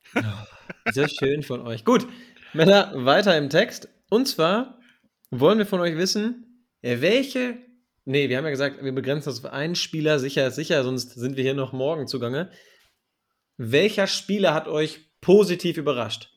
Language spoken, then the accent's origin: German; Germany; bei uns in Deutschland